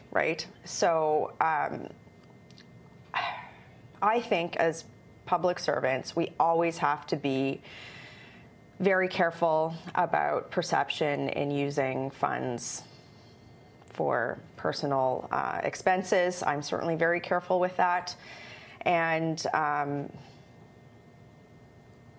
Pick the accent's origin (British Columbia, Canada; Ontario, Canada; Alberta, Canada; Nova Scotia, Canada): Alberta, Canada; I'm from Alberta